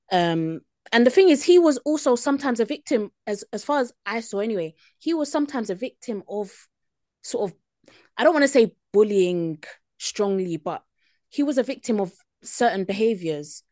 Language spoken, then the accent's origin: English; United Kingdom; as British people